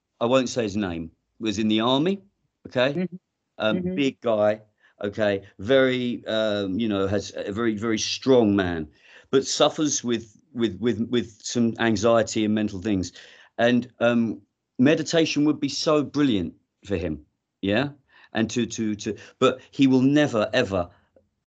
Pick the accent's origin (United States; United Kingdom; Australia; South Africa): United Kingdom; England; I grew up in England